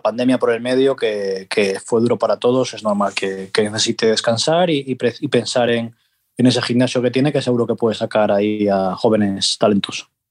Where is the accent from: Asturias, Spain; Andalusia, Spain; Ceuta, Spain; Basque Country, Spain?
Asturias, Spain; yo que soy asturiano